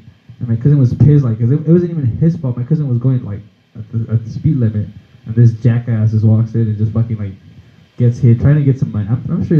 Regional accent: El Paso, Texas, United States; born there; also born or lived in Mexico City, Mexico / Juarez, Mexico; I was born here in El Paso, and then I went to Mexico City to live for a couple of years. Came to Juarez, and then I came back to El Paso.

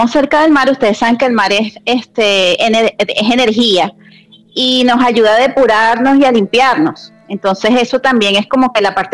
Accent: Venezuela; now in Colombia; Entonces me crié y me crié en Venezuela toda mi vida y este, y bueno, después con el tema de la migración y todo, bueno, vine para, para Colombia, o sea que tengo mis dos nacionalidades, o sea

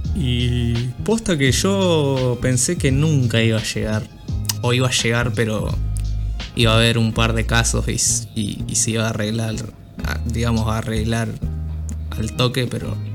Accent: Argentina; soy argentino

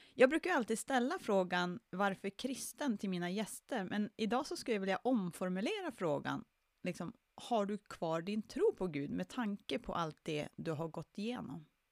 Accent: Jokkmokk, Norrbotten County, Sweden; min hemort Jokkmokk

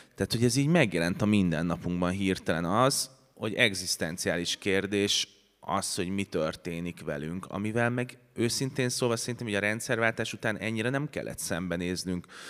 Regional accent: Budapest, Hungary; ez négy házra volt attól, ahova én születtem

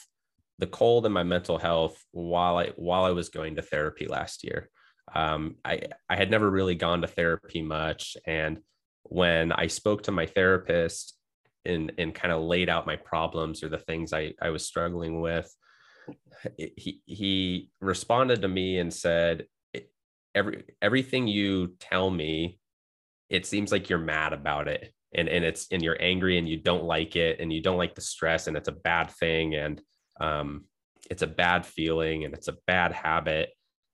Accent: California, United States; also born or lived in New Jersey / Utah; now in Idaho, United States; I grew up in California, spent some time in New Jersey. And so I've been all over the States, and school in Utah, and living up in Idaho now

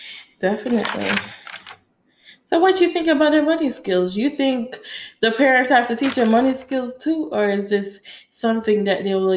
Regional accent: Jamaica; now in United States; And I had no American background because, you know, I came from Jamaica.

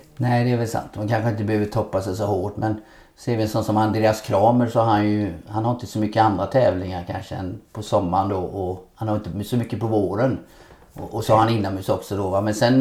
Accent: Nässjö, Jönköping County, Sweden; moved away as an adult; also born or lived in Gothenburg; Hemma i Lövhult här i Nässjö.

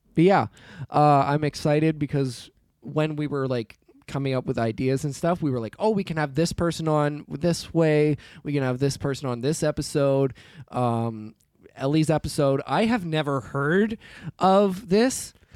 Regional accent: United Kingdom; I'm British

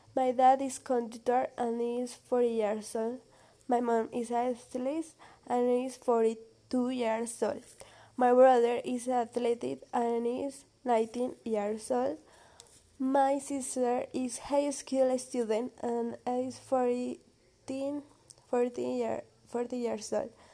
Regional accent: Colombia; English is a second language; I am from Colombia

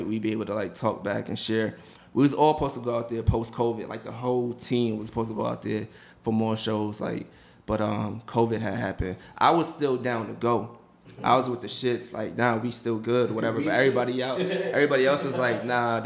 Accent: United States; as American

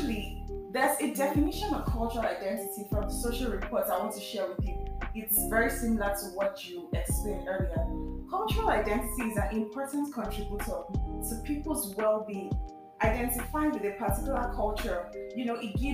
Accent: Lagos, Nigeria; I live in Lagos, I grew up in Lagos.

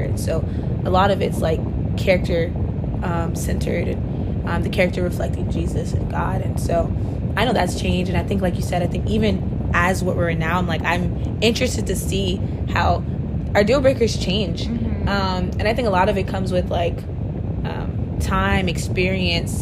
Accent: Palm Beach County, Florida, United States; now in Miami, United States; I am from Palm Beach County, the good old 561. But my family's from Haiti

